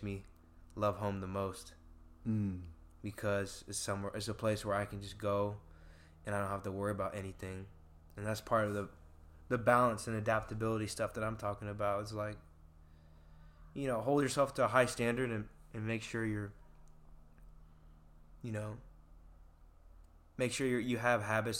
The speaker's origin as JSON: {"language": "English", "area": "West Linn", "region": "Oregon", "country": "United States", "tie": "born or raised there", "said": "I grew up in Westland, Oregon, with 7 siblings"}